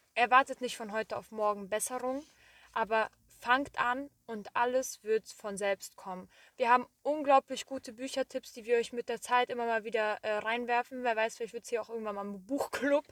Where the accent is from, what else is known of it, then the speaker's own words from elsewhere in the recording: Marburg, Hesse, Germany; moved away; also born or lived in Korbach / Wiesbaden; So, Marburg bin ich geboren, wir sind in Marburg aufgewachsen. Dann sind wir 2012 ähm, nach Korbach gezogen